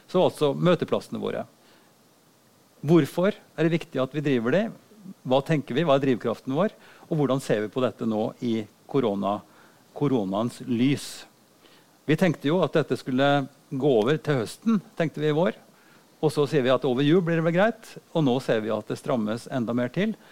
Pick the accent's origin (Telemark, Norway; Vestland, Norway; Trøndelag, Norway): Trøndelag, Norway; Oppdal; Og da gikk jeg på biblioteket hjemme i Oppdal og så plukka jeg den aller tynneste boka jeg fant.